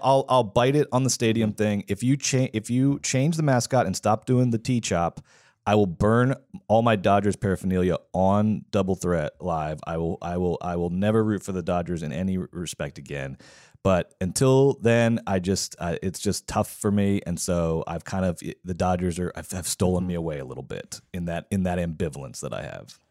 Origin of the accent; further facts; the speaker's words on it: Atlanta, Georgia, United States; moved away; Atlanta, Georgia, Athens, Savannah, Marietta, you still got my heart. I love you. It's my hometown till